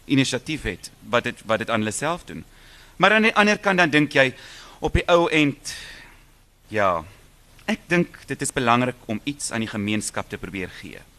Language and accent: Afrikaans; South Africa; Maar ons is Suid-Afrikaners. Ons sal nooit kan verplant nie.